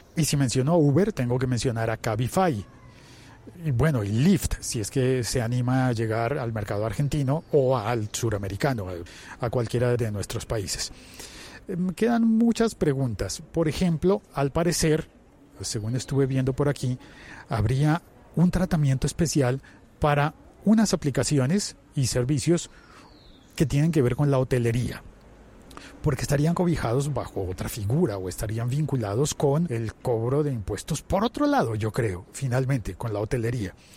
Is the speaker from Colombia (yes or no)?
yes; Colombia; en mi país, en Colombia